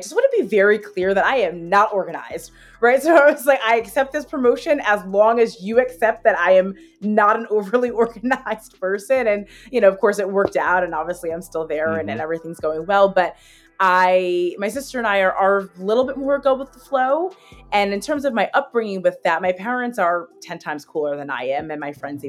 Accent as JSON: {"language": "English", "town": "Hazlet", "region": "New Jersey", "country": "United States", "tie": "born or raised there", "also_born_or_lived": "Baltimore / Hoboken", "said": "I am from Hazlet, New Jersey. I'm a proud born and raised Hazlet, or Jersey girl"}